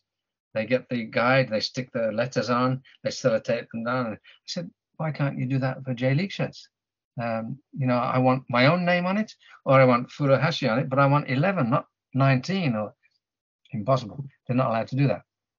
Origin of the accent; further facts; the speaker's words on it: Birmingham, West Midlands, United Kingdom; now in Japan; if I ever go back to England and get to watch Aston Villa or something in my hometown of Birmingham